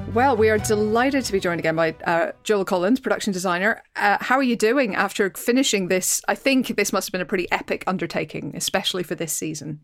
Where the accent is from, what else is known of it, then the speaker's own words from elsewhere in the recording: Northern Ireland, United Kingdom; I come from Northern Ireland, so I, I grew up near the Giant's Causeway